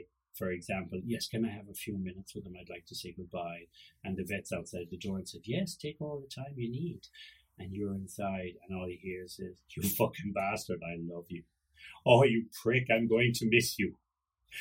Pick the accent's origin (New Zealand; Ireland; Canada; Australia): Ireland; I'm Irish